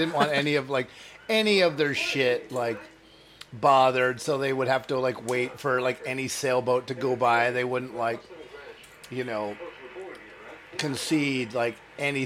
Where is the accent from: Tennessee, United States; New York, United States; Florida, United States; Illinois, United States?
Illinois, United States; Wheaton; now in Portland, United States; I'm from Wheaton, Illinois, but I moved here in 95